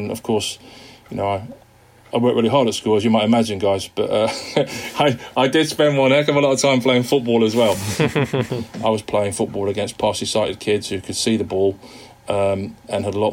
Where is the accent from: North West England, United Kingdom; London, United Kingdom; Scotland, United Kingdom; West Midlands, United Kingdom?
North West England, United Kingdom; Wigan; also born or lived in Liverpool; I was born in Wigan in the northwest of England to parents who are from Liverpool